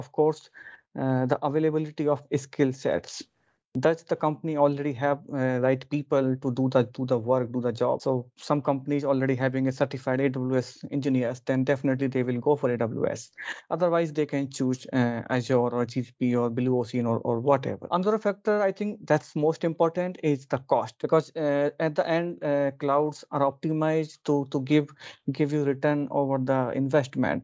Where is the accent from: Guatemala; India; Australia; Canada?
India; moved away as an adult; now in Oslo, Norway; Originally, I'm from India, but I'm living in Europe for last 6.5 years